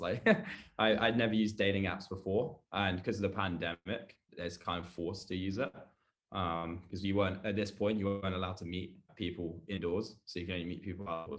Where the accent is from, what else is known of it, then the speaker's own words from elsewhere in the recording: London, United Kingdom; accent: British; I'm 24. I've lived in London my whole life. You probably tell by the accent I'm obviously British.